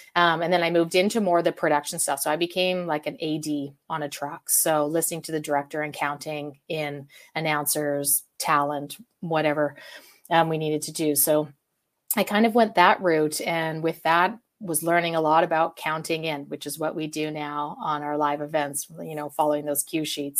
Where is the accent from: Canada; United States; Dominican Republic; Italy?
Canada; Calgary, Alberta; I'm from Calgary, Canada